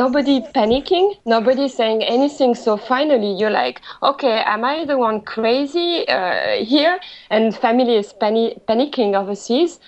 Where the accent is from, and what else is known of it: France; accent: French; English is a second language; moved away as an adult; now in Japan